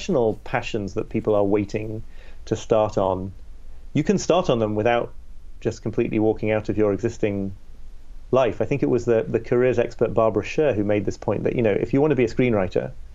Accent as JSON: {"language": "English", "town": "York", "region": "Yorkshire and the Humber", "country": "United Kingdom", "tie": "born or raised there", "said": "I grew up in Northern England, in this city called York"}